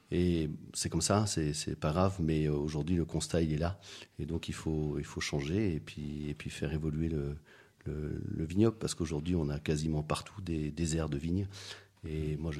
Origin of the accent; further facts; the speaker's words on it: Madagascar; also born or lived in Belgium / West Africa; Alors moi je suis né en Belgique, j'ai grandi à Madagascar. Euh, en Afrique de l'Ouest aussi.